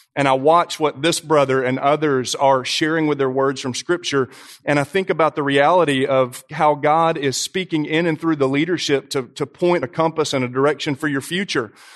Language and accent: English; Brentwood, Tennessee, United States; I grew up in Brentwood